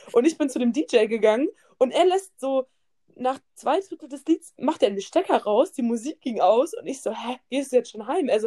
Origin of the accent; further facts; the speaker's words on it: Aschaffenburg, Bavaria, Germany; nee, aus Aschaffenburg.